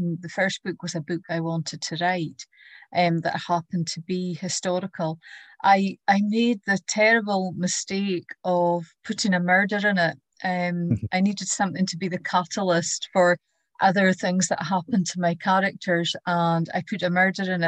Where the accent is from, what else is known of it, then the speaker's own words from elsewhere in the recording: Easter Ross, Scotland, United Kingdom; I grew up in Easter Ross